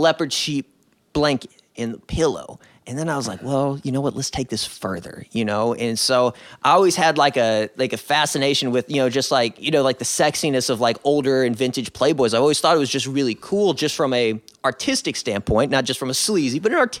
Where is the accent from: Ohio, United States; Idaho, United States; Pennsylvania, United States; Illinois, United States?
Illinois, United States; Chicago; born there; I was born in Chicago.